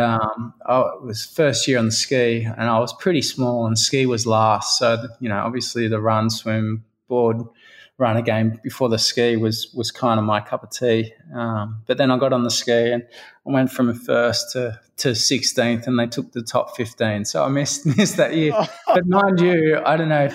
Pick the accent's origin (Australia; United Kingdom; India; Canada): Australia; Central Coast, New South Wales; also born or lived in Nambour, Queensland; I grew up on the Central Coast.